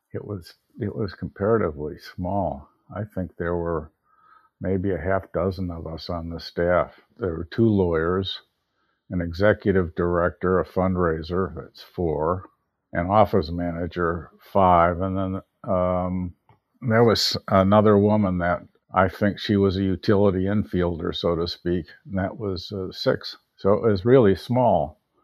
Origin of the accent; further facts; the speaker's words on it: Park Forest, Illinois, United States; also born or lived in Chicago, Illinois; I was born on the north side of Chicago in the Rogers Park area. Mm-hmm. And we moved to the south suburbs, a place called Park Forest